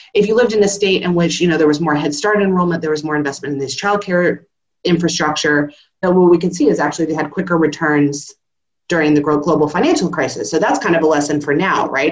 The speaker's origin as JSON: {"language": "English", "region": "California", "country": "United States", "moved": "yes", "lives_now": "Australia", "said": "I'm a Californian"}